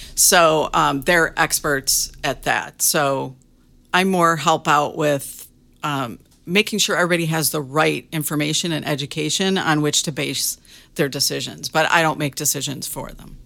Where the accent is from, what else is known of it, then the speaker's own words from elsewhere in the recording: Michigan, United States; moved away as an adult; also born or lived in Arizona; I grew up in Michigan.